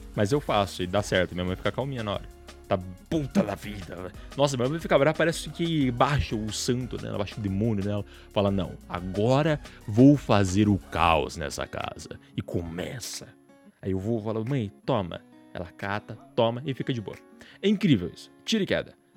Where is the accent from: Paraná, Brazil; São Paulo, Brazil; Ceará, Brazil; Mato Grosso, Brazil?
Paraná, Brazil; moved away; Eu nasci aí no Paraná